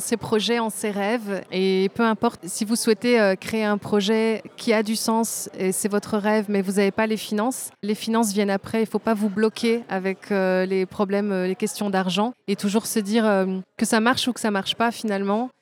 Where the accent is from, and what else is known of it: Belgium; born or raised there; also born or lived in Tunisia